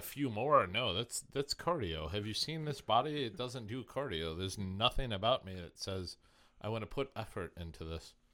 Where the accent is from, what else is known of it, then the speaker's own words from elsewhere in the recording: Indiana, United States; moved away; I'm from Indiana